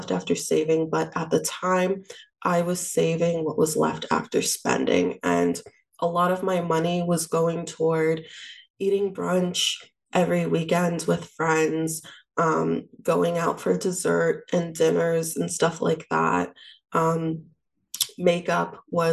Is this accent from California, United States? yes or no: no; New York City, New York, United States; I'm from Queens, New York. I lived at home with my parents after I graduated from undergrad.